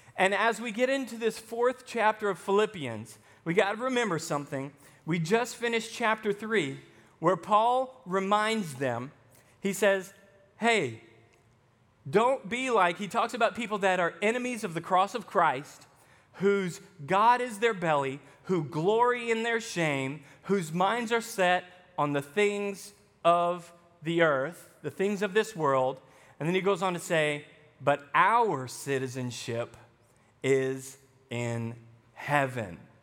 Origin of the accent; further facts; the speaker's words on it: Arkansas, United States; accent: Southern; moved away as an adult; also born or lived in Texas; I spent twelve years growing up in Arkansas, and then I go to Texas for seven years before I came here